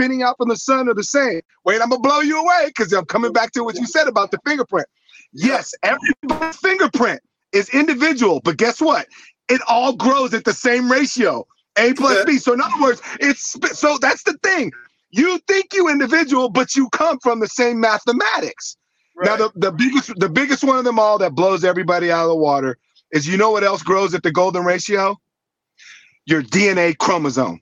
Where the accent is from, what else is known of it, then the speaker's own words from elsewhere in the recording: Santa Monica, California, United States; also born or lived in New York City; I grew up in the Santa Monica, Venice area